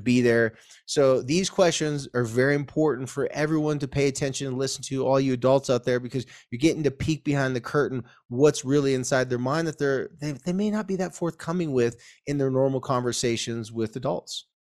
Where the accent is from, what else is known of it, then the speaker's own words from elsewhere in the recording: Carlsbad, California, United States; Carlsbad, my hometown